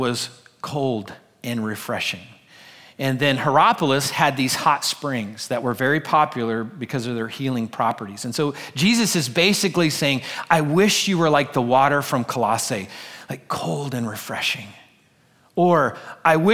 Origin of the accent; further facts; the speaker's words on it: United States; us as American Christians.